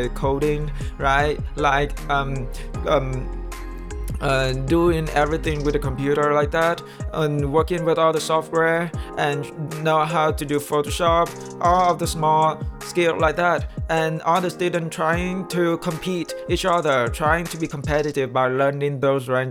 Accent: Vietnam; first language Vietnamese; English is a second language; moved away as an adult; now in United States; I was born in Vietnam

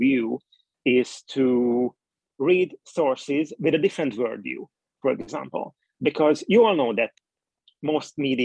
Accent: Hungary; I'm coming from Hungary and Twitter is not really popular in Hungary

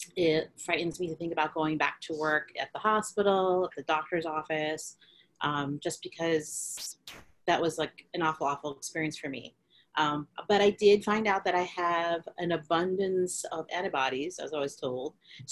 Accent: New York City, New York, United States; I am a Filipino American from Queens

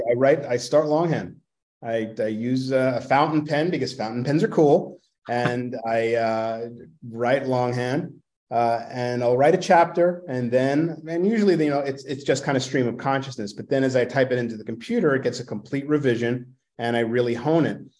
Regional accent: New York City, New York, United States; accent: Brooklynese; I grew up in Brooklyn

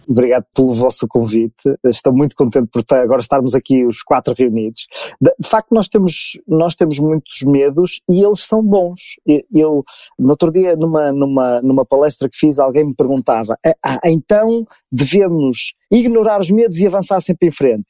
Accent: Porto, Norte, Portugal; sou natural do Porto, aqui em Portugal, uma cidade aqui do norte de Portugal

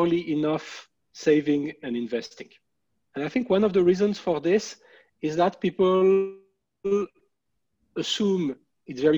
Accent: France; English is a second language; moved away as an adult; also born or lived in Philadelphia, United States; now in Montreal, Canada; you may be able to tell by listening to my English that I'm from France

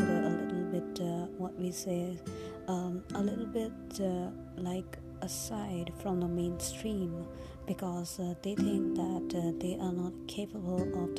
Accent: India; I come from India, I'm from India

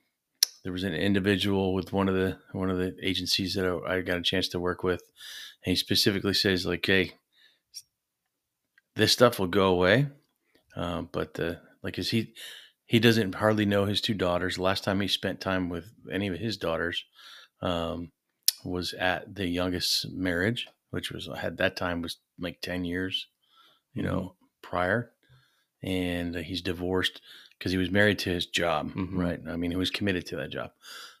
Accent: New York, United States; also born or lived in North Carolina / Arizona; But before that, I grew up in upstate New York. So about a stone's throw away from Canada.

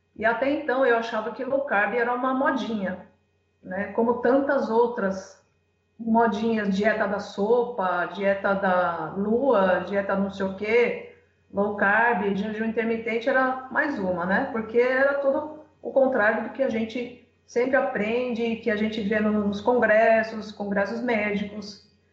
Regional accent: Santo André, São Paulo, Brazil; now in Cuiabá, Brazil; Eu, eu moro atualmente em Cuiabá, Mato Grosso, mas eu sou de Santo André, São Paulo

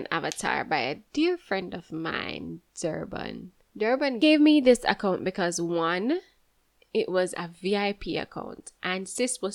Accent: Jamaica; also born or lived in Kingston, Jamaica / St. Mary, Jamaica / Clarendon, Jamaica; I'm from Jamaica. I was born in Kingston and then I moved to St. Mary with my aunt briefly. Then I moved to Clarendon.

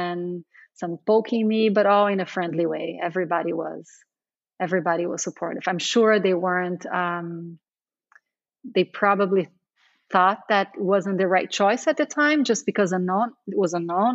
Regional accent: Brazil; moved away as an adult; also born or lived in Sao Paulo, Brazil / New York, United States; now in Portugal; I grew up pretty sheltered in Brazil, very close to my family

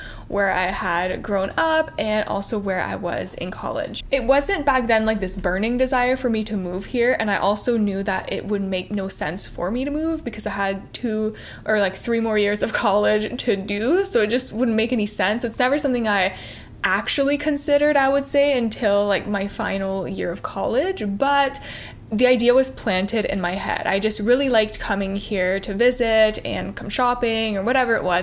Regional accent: Ontario, Canada; moved away as an adult; also born or lived in Barrie; now in Toronto, Canada; I grew up in a pretty small town, about two and a half hours outside of Toronto

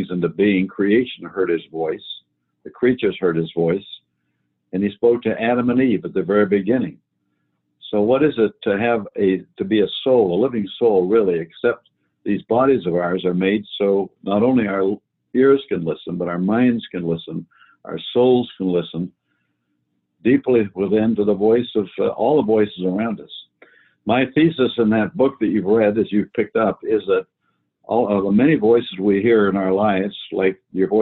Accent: Canada; I grew up in Canada

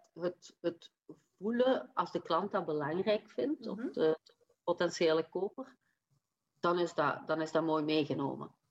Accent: Limburg, Flanders, Belgium; accent: Limburgish; also born or lived in Leuven; Ik heb een Limburgse tongval en die zal niet weggaan, maar ik opereer wel vanuit Leuven

